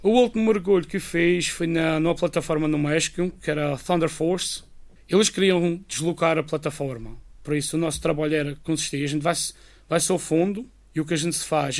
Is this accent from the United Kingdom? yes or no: no; Madeira, Portugal; moved away as an adult; now in Guernsey; não é a minha terra, eu sempre gostei de estar aqui